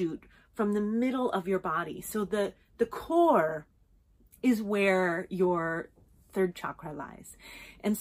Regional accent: Las Vegas, Nevada, United States; I'm from Vegas

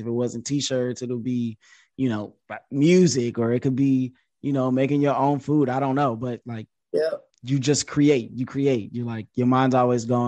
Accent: Detroit, Michigan, United States; I'm from Detroit and that's what we say

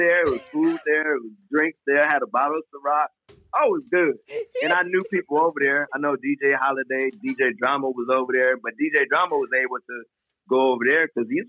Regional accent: Detroit, Michigan, United States; But I was like, I'm from Detroit. I've been to worst places.

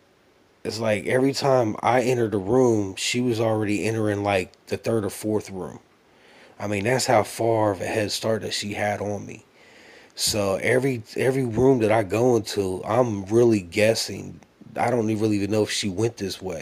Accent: United States; being an American

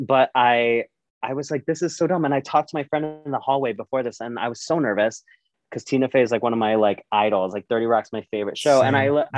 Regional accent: Novi, Michigan, United States; also born or lived in Seoul, South Korea; I grew up in a suburb of Ann Arbor, Michigan. It's called Novi.

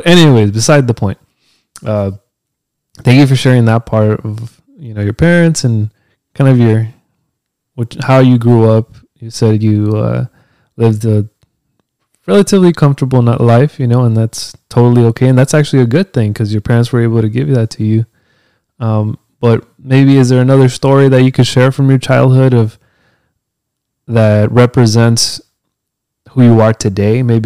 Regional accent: California, United States; first language Spanish; English is a second language; born and raised in California

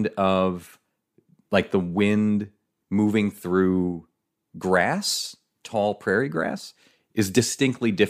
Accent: New York, United States; moved away as an adult; also born or lived in Nebraska; I'm originally from New York, but I lived out in Nebraska for 20 years.

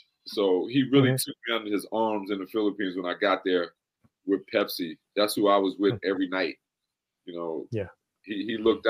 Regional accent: United States; I am the American, and JoJo tested this in Bong.

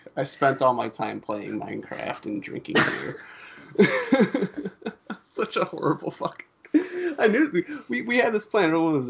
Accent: United States; because we're American, you're Australian, and everything is just different on both sides.

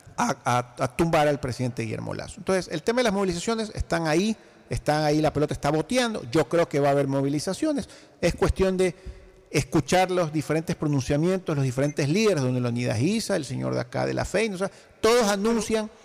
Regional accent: Ecuador; yo como ecuatoriano

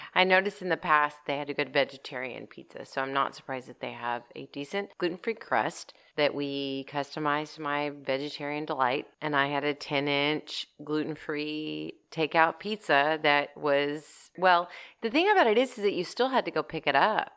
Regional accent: Portland, United States; I grew up in Portland. I graduated from high school in Portland

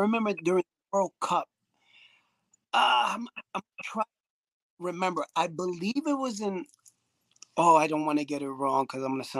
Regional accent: Ireland; Even with cuisine, which, you know, obviously we're from Ireland, you're not really known for your cuisine.

